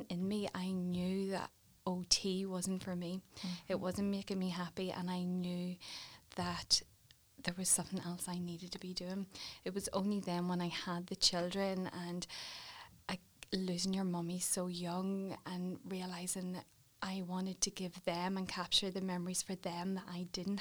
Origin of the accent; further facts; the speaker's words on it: Warrenpoint, Northern Ireland, United Kingdom; grew up in Warren Point